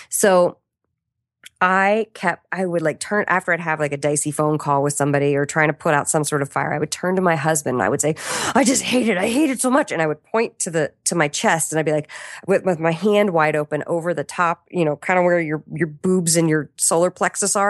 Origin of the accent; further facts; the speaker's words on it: Washington, District of Columbia, United States; I'm from Washington, D C.